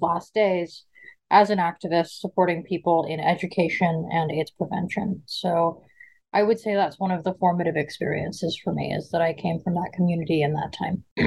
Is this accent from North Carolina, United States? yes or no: no; Seattle, Washington, United States; also born or lived in Brooklyn, New York; I grew up uh, in a combination of Seattle, Washington, and Brooklyn, New York. Uh, I was raised in the gay community of Seattle primarily.